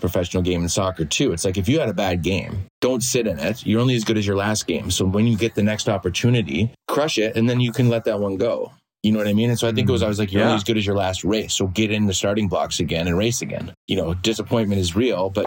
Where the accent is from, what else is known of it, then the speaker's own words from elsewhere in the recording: Green Bay, Wisconsin, United States; moved away; also born or lived in England; growing up in Green Bay.